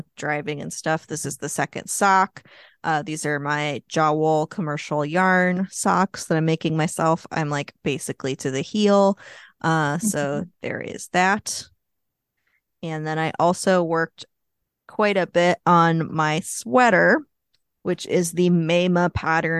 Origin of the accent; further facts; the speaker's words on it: Louisville, Kentucky, United States; my hometown of Louisville